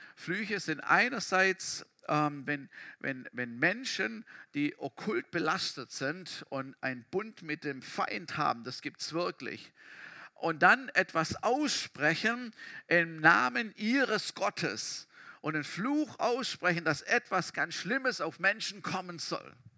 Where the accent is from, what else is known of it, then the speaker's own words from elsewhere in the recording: Germany; wir Deutsche